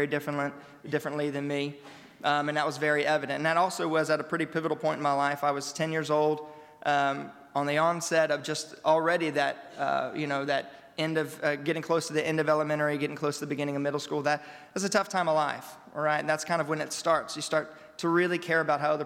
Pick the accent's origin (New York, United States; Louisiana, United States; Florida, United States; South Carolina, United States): Louisiana, United States; I grew up in Louisiana all of my 25 years of life